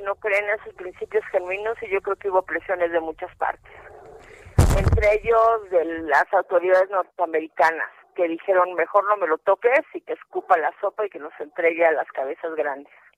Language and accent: Spanish; Mexico; mi abuelito era polaco, pero yo soy mexicana